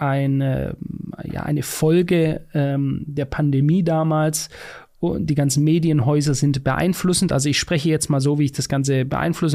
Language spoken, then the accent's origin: German; Germany; ich als Deutscher in Deutschland lebend